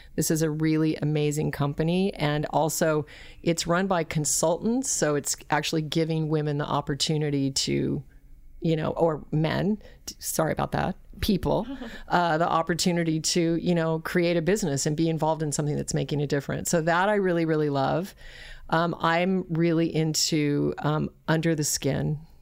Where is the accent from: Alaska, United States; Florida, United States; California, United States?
Alaska, United States; also born or lived in Colorado; I was raised in Alaska